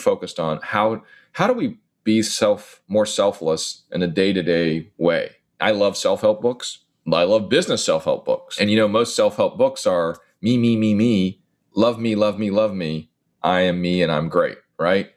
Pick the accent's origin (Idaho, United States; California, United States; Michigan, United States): California, United States; now in New York, United States; I'm in New York right now, but I'm from California